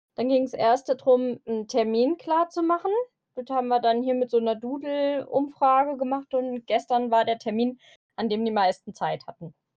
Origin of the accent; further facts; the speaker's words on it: Eifel, Germany; accent: Eifel; wie man an meiner Sprache vielleicht erkennen kann, ich komme aus dem Eifler-Raum